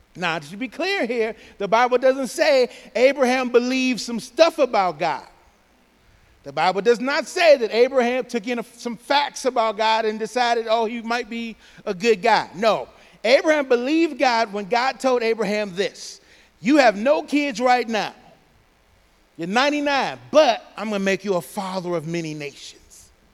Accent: Pontiac, Michigan, United States; I'm from Pontiac.

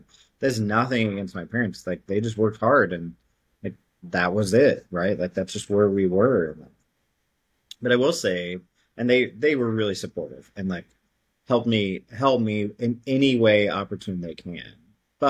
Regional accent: Missouri, United States; also born or lived in Brooklyn; I lived in Brooklyn for 3 years. I've said that like I was from Brooklyn. Like I have, I really don't. I don't even have like much of a twang for Missouri

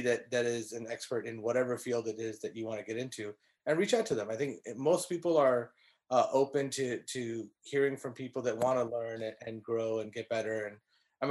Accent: California, United States; now in Dallas, United States; I'm from California

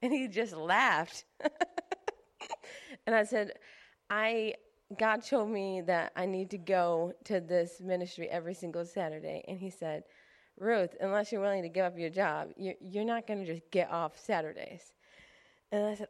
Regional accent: Clarence, New York, United States; I grew up in Clarence

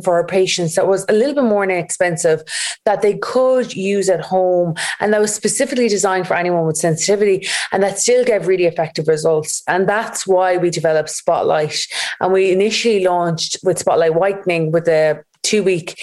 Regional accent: Galway, Connacht, Ireland; we're based in Galway. We're from Galway.

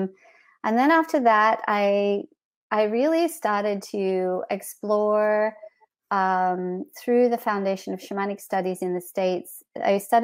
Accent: Australia; moved away as an adult; also born or lived in Canada; I grew up in Australia.

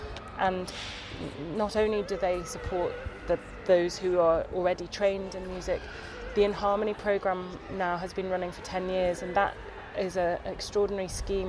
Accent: Crosby, North West England, United Kingdom; moved away as an adult; also born or lived in Fazakerley, Liverpool / Cambridge / London; I grew up in Crosby. My family home overlooks the beach where Anthony Gormley's Iron Men are situated.

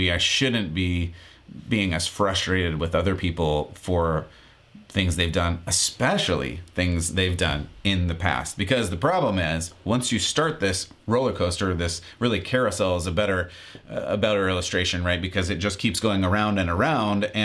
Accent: San Diego, California, United States; Growing up in San Diego, there's even a local college that has a library dedicated to Dr. Seuss

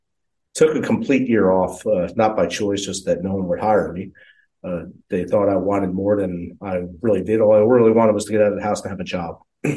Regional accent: New Jersey, United States; moved away as an adult; Prior to that, my life had me in New Jersey. I grew up, born and raised in New Jersey for 22 and a half years of my life, basically. We grew up in a railroad apartment

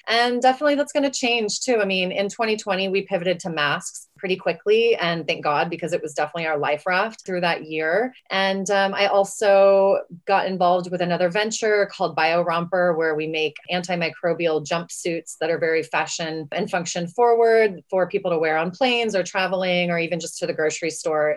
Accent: West Texas, United States; I'm from West Texas

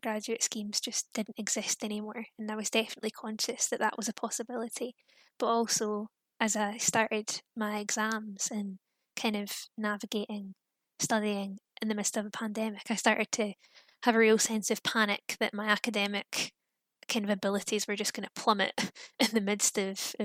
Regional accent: Fife, Scotland, United Kingdom; moved away as an adult; now in Manchester, United Kingdom; I'm from Fife, so not too far from Edinburgh

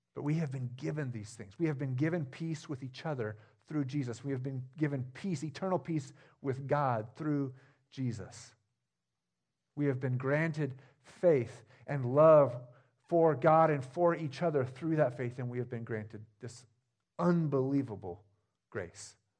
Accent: Jefferson, Oregon, United States; now in Stayton, United States; I grew up in a small town, even smaller than this one. I grew up in Jefferson

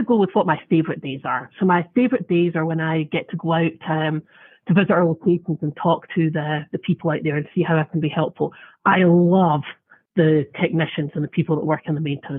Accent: Scotland, United Kingdom; moved away as an adult; now in United States; I was in Scotland, and I moved there just over 10 years ago

